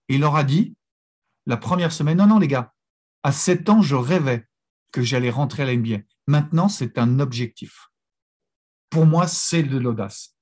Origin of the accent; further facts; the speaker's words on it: France; also born or lived in Los Angeles; même si on est français, on fonctionne un peu moins bien en langue anglo-saxonne